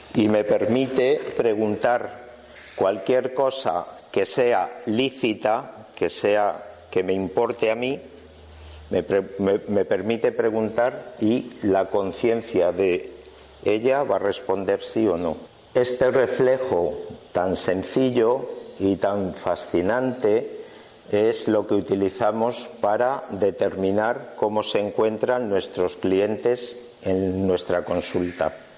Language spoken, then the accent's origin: Spanish; Spain; soy español